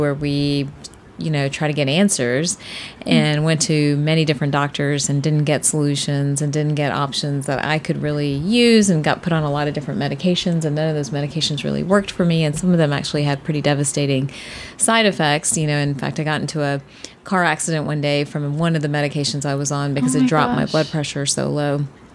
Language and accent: English; Atlanta, Georgia, United States; From Atlanta